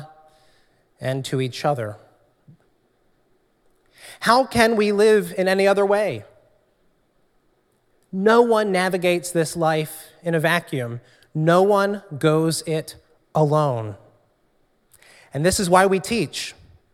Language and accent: English; New Jersey, United States; also born or lived in Trenton, New Jersey; I grew up in South Jersey